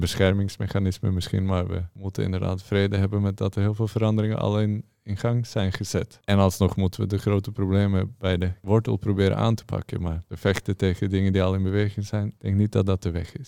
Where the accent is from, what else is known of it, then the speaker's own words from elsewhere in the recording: Norway; moved away as an adult; now in Amsterdam, Netherlands; ik uit Noorwegen kom